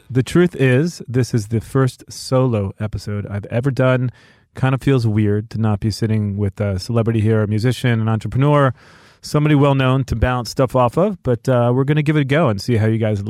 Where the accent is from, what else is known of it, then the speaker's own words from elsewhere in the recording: New York City, New York, United States; moved away as an adult; now in Los Angeles, United States; growing up in New York, I love the fact that you can leave your apartment and within a minute, you can be around people